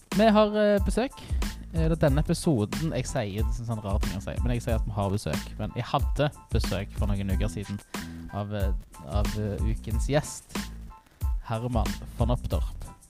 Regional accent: Stavanger, Rogaland, Norway; also born or lived in Storhaug, Stavanger; jeg er født på Storhaug, men jeg vokste opp på Tasta

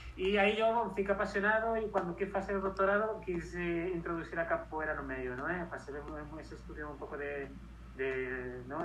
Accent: Madrid, Community of Madrid, Spain; moved away as an adult; also born or lived in Segovia / Barcelona / Catalonia / Edinburgh; nací y me crié en Madrid, en España.

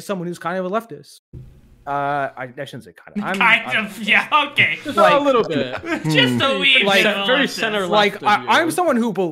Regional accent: Virginia, United States; I'm from Virginia

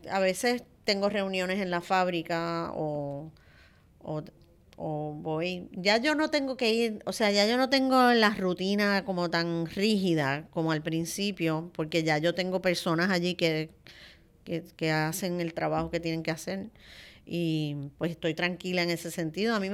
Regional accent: Santo Domingo, Dominican Republic; moved away as an adult; Yo tengo la virtud de que desde que yo vine de Santo Domingo, la muchacha que trabajaba con nosotros, como mis nenes llegaron chiquitos, pues se vino con nosotros para acá y cocina divino.

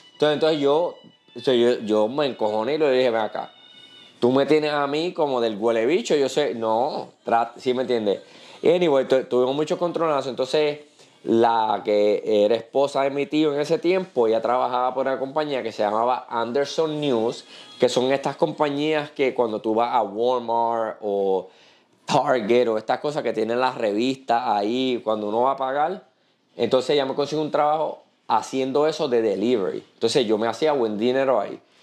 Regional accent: Puerto Rico; moved away as an adult; also born or lived in New York / Virginia; como buen puertorriqueño

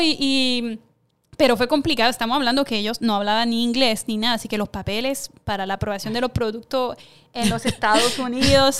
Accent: France; moved away as an adult; now in Puerto Rico; yo como francesa

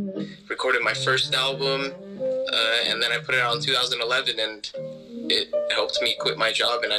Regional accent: Reno, Nevada, United States; moved away as an adult; now in Los Angeles, United States; I come from Reno, and I come from a small town. I went to McQueen High School.

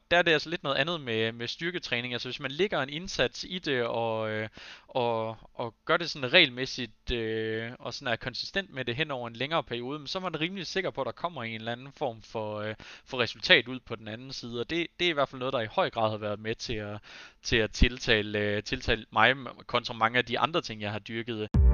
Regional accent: Aarhus, Central Denmark Region, Denmark; jeg har alle dage boet i Aarhus

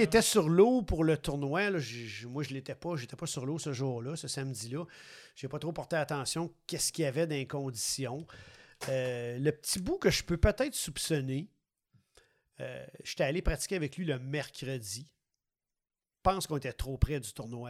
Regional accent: Quebec City, Quebec, Canada; moved away; also born or lived in Montreal region; moi, je suis natif de Québec

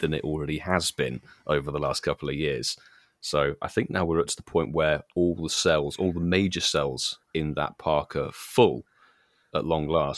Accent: United Kingdom; being British

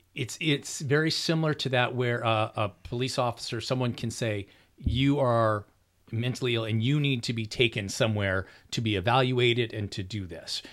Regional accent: Orange County, California, United States; now in Riverside, United States; I grew up in Orange County

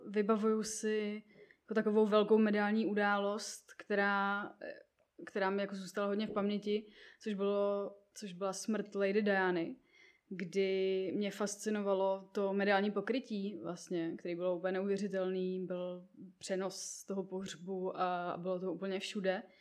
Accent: Libiš, Central Bohemian Region, Czechia; vzniklo u nás v Libiši, ve vesnici, odkud pocházím, v v nějakém fotbalovém prostředí

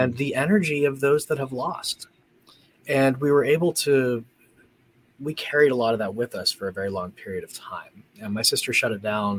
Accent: Gettysburg, Pennsylvania, United States; moved away as an adult; now in Indiana, United States; I was born in Pennsylvania and lived there pretty much my whole life. I grew up around Gettysburg.

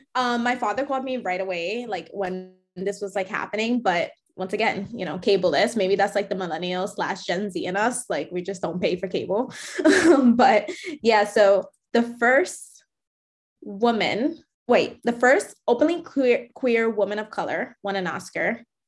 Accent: New York, United States; I grew up in New York

